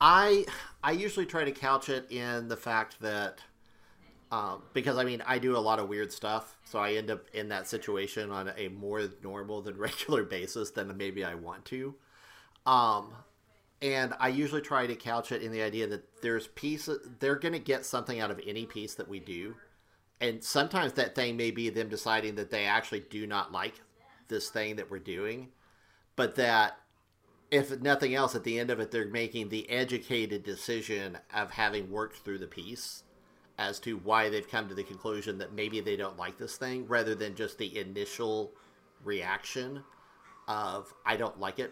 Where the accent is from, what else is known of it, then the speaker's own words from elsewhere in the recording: Oklahoma, United States; I grew up in Oklahoma.